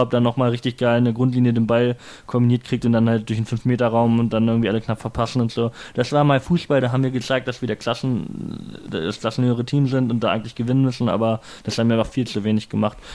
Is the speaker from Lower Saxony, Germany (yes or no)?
yes; Hildesheim, Lower Saxony, Germany; born there; Hey, wie redest du über meine Geburtsstadt, ja?